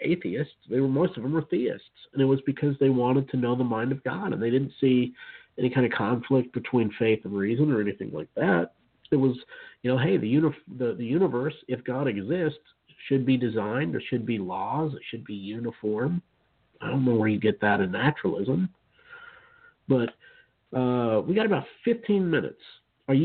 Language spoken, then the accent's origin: English; Utah, United States; I grew up in Utah, and in a Mormon home until I was about 4 years old or so